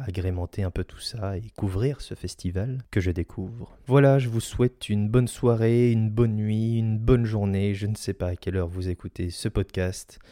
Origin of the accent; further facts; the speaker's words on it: Saint-Malo, Brittany, France; pas loin de mes terres natales parce que je suis né à Saint-Malo